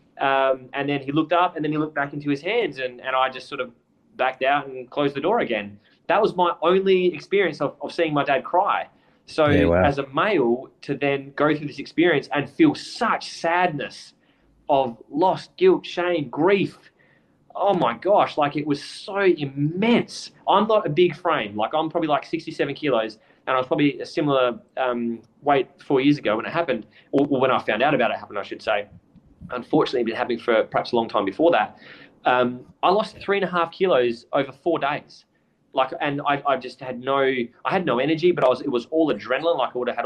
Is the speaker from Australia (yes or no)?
yes; Adelaide, South Australia, Australia; moved away as an adult; I grew up in Adelaide my whole life